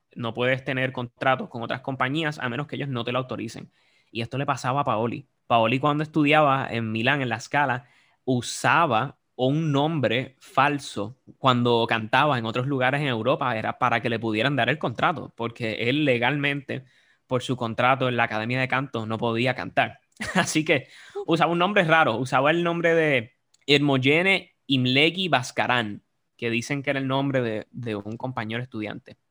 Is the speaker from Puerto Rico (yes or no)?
yes; Puerto Rico; como los puertorriqueños en el mundo de la ópera